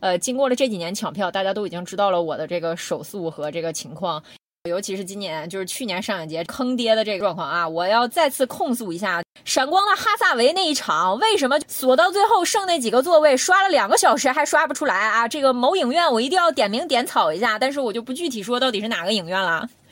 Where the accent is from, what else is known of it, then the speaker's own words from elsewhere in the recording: Northeast China, China; 我们东北虎